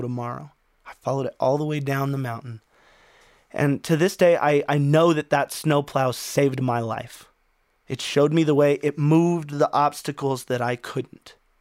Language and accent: English; Wyoming, United States; also born or lived in Arizona / Phoenix, Arizona; now in Colorado, United States; I grew up in Wyoming